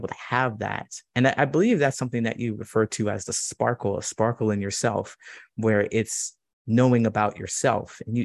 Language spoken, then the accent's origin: English; Ohio, United States; moved away as an adult; also born or lived in California / Chicago; I grew up in Ohio